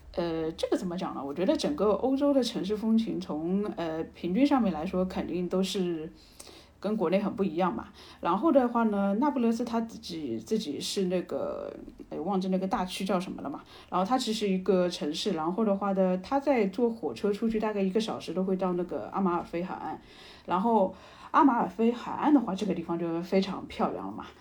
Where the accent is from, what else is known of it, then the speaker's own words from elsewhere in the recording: China; 我作为一个中国人